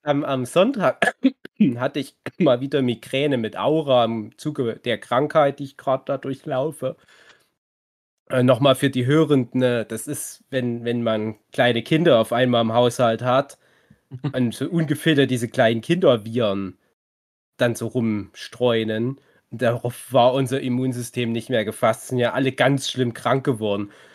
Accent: East Germany, Germany; wir sind auch Ostdeutsche

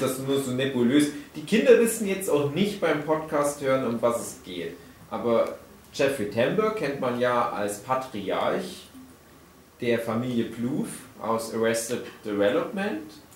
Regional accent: GDR, East Germany, Germany; Ich bin ja auch ein Kind der DDR

